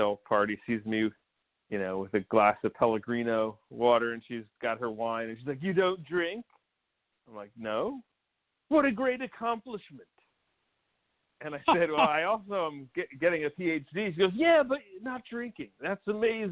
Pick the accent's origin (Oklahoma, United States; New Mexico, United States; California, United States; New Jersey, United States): New Jersey, United States; Montclair; accent: North Jersey; Grew up in northern New Jersey, Tony Soprano country, a town called Montclair.